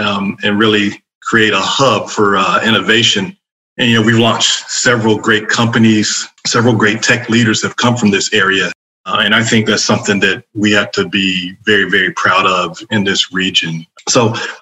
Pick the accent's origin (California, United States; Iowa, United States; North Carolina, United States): North Carolina, United States; Fayetteville; also born or lived in Raleigh, North Carolina; I grew up in Fayetteville, North Carolina, and then came up here to go to NC State in Raleigh and ended up working for IBM and never left the area